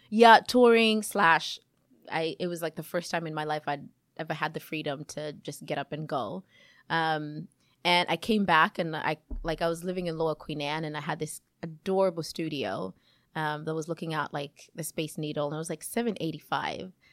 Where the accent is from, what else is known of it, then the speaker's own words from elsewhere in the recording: Kenya; moved away as an adult; also born or lived in Chicago, United States / Seattle, United States; now in Yakima, United States; I was born in Kenya, um, and I moved to the U S about almost twenty-two years ago